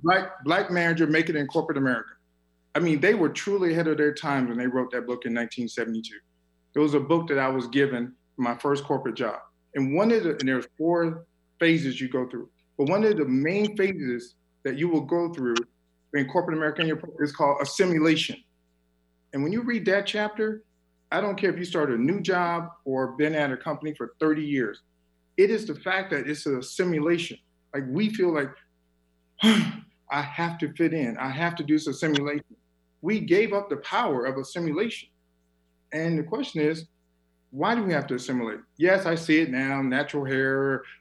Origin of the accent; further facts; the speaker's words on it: the South, United States; born there; I was born in the South, and I will tell you, there are extreme differences between those who were born in North, South, East, and West. In the South, we love hugging.